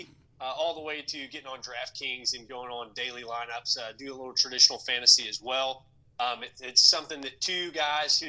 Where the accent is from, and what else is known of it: Cape Girardeau, Missouri, United States; moved away as an adult; now in Florida, United States